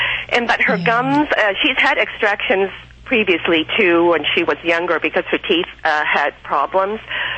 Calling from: Torrance, California, United States; Torrance, California.

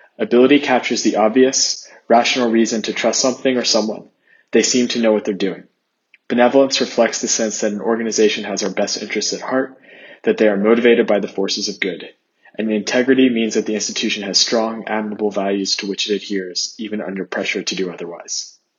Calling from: Zurich, Switzerland; I'm …, and I'm coming from Zurich, Switzerland.

